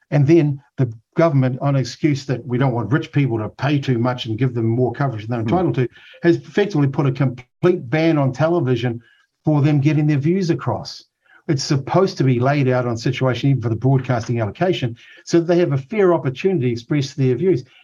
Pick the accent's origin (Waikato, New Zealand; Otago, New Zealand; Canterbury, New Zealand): Otago, New Zealand; Look, I grew up in Otago. I can't stand the way that a lot of the working people are treated unfairly.